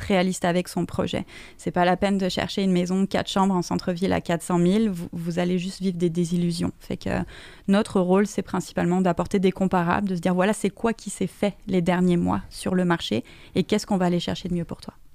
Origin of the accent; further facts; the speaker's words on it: France; now in Canada; je viens de France.